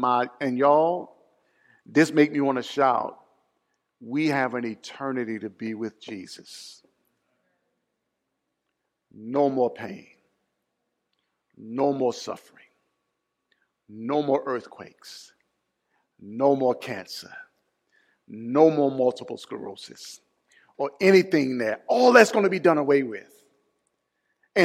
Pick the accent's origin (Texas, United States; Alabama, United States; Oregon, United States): Alabama, United States; Mobile; Mardi Gras was founded in my hometown